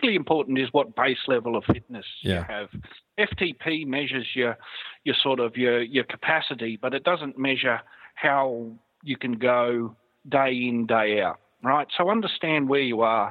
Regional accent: Australia; being an Aussie

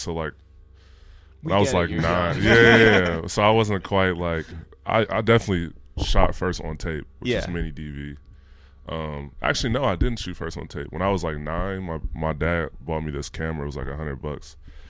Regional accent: Bellwood, Illinois, United States; also born or lived in Los Angeles; West burbs. So like Bellwood, Maywood area.

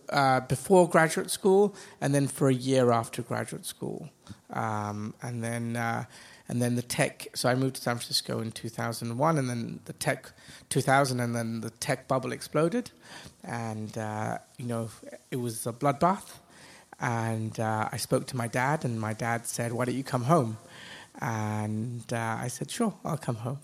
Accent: Dubai, United Arab Emirates; also born or lived in England / United States / Asia; I grew up in Dubai. Uh, my family has been here now 40 years, 42 years. So I went to school here.

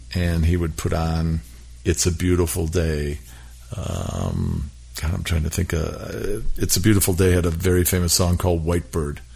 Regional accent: Milwaukee, Wisconsin, United States; the house that I grew up in in Milwaukee

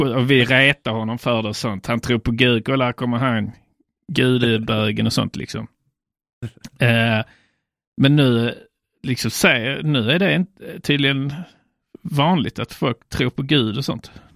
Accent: Sweden; infödda kristna svenskar. Ja. För det är det jag, kan, det är, det jag är själv

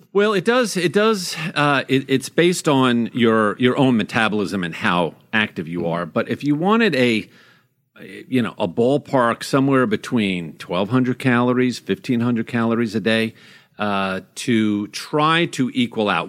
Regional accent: Long Island, New York, United States; moved away; when I was a kid growing up on Long Island

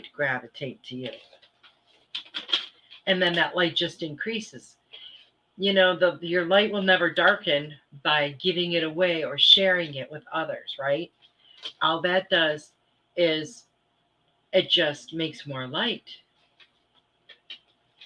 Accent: Michigan, United States; I grew up in Michigan

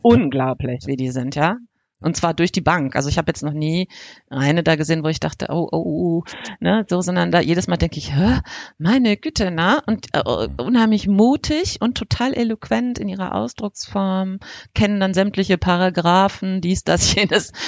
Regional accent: North Rhine-Westphalia, Germany; bei uns in NRW

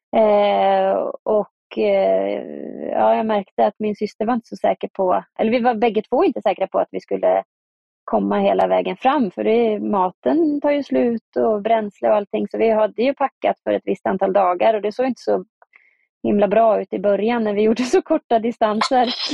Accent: Östergötland, Sweden; moved away as an adult; now in Tromsø, Norway; åka hem till Östergötland, där jag kommer ifrån

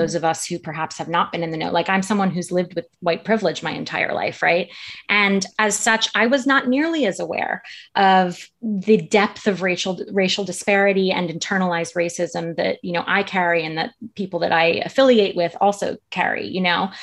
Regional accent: United States; my home country of the U S

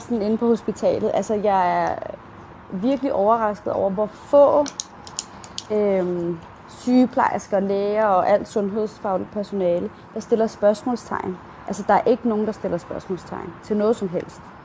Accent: Denmark; Jeg er selv dansker

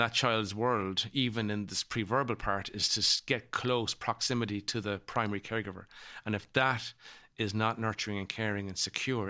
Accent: Ireland; my own experience as a child growing u

